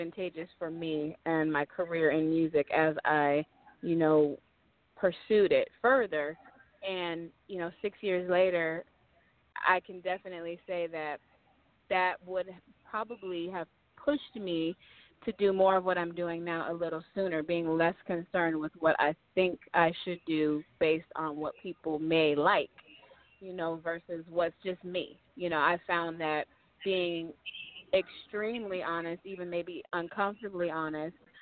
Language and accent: English; Sacramento, California, United States; born or raised there; moved away as an adult; also born or lived in Michigan; now in Southern California, United States